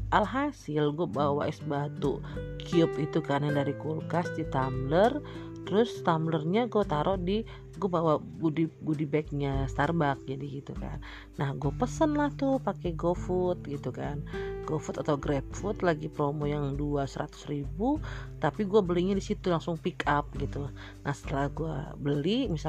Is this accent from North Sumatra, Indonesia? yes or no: yes; Medan, North Sumatra, Indonesia; kampung halaman gue basically kan gue orang Medan berarti kan kampung halaman gue di Medan lah